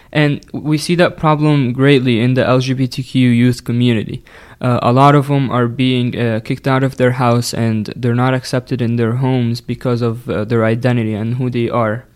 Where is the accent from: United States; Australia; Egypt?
Egypt; English is a second language; moved away; I'm originally from Egypt